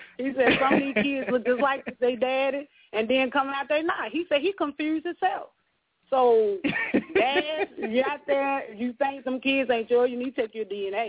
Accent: Arkansas, United States; I'm from Arkansas.

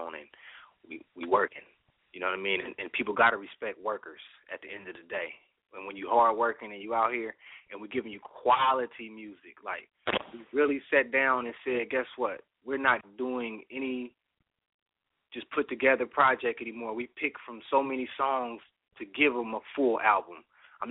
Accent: Oakland, California, United States; I'm from Oakland all my life

